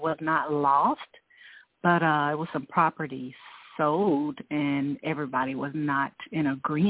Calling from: Georgia, United States; Hi. Georgia.

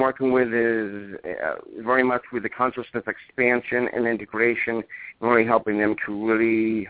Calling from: New Hampshire, United States; calling from the Peace from New Hampshire.

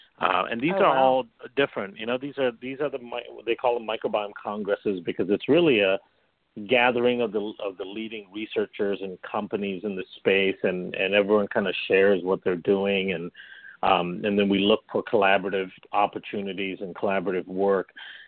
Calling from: Chicago, Illinois, United States; I'm calling in from Chicago, which is actually where I live, in the suburbs of Chicago.

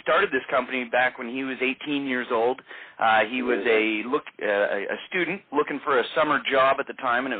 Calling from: Vancouver, British Columbia, Canada; I am calling in from beautiful Vancouver, British Columbia on the west coast of Canada.

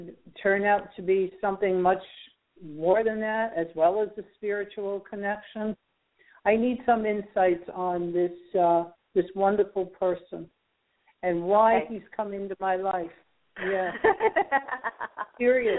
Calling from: Alabama, United States; I'm calling from Alabama

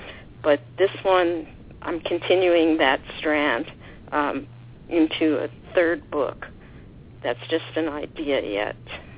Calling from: Lake Forest, California, United States; Yes, I'm calling from Orange County, from Lake Forest, California.

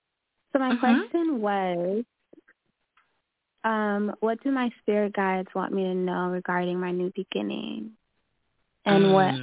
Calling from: Mexico; I'm calling from Mexico.

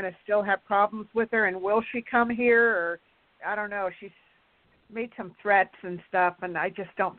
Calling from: California, United States; from California.

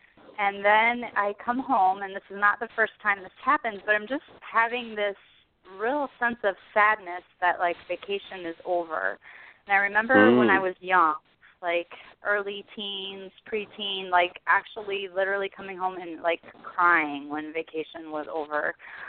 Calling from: Chicago, Illinois, United States; I'm calling from the Chicagoland area.

